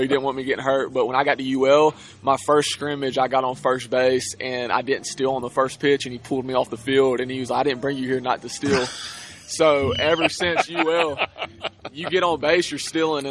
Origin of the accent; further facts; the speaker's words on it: Alabama, United States; I'm from Alabama